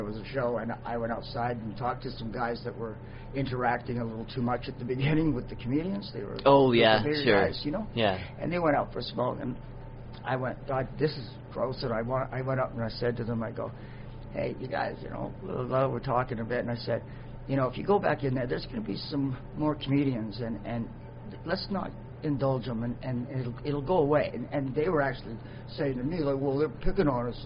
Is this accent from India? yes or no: no; Vancouver, British Columbia, Canada; I was born and raised in Vancouver